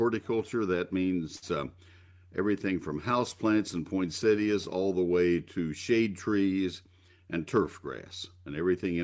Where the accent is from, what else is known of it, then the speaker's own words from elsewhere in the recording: Texas, United States; I grew up in Texas, had a nursery when I was in high school